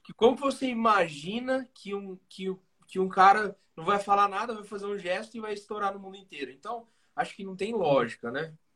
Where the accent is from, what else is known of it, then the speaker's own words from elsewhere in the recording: Pirajuí, São Paulo, Brazil; now in Bauru, Brazil; Hoje a gente mora em Bauru, São Paulo, mas nós uhum. somos de Pirajuí, nascidos e criados estragados